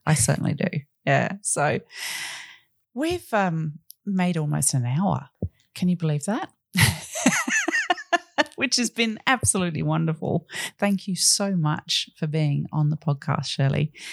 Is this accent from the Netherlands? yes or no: no; Australia